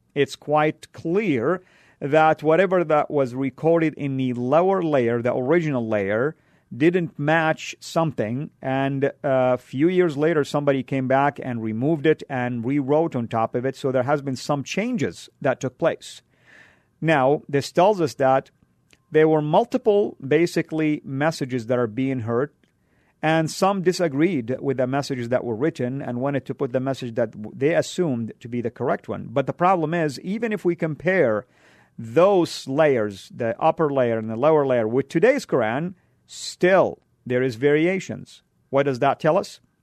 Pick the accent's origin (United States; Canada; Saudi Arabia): Saudi Arabia; moved away; where I grew up in Saudi